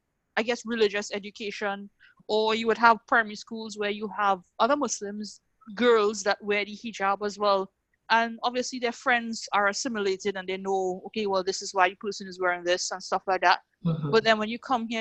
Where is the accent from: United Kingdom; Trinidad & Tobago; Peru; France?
Trinidad & Tobago; moved away as an adult; now in Antigua and Barbuda; I grew up with the luxuries and convenience of having stuff so readily available in Trinidad